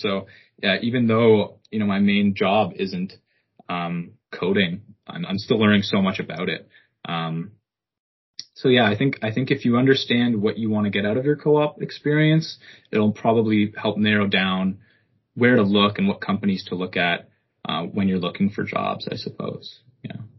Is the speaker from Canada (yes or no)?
yes; Ottawa, Ontario, Canada; moved away as an adult; also born or lived in Hamilton; I'm born and raised in Ottawa